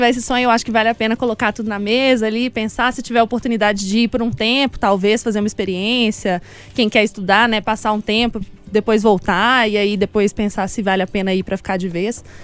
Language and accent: Portuguese; Brazil; A gente, enquanto brasileiro, a gente é muito acolhedor, mas a gente nem sempre é muito bem acolhido fora do país, né?